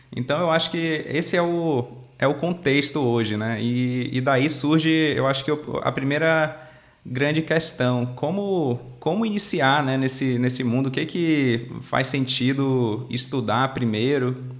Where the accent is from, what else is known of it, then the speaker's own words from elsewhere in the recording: Manaus, Amazonas, Brazil; eu sou natural de Manaus, lá no Amazonas, lá no norte.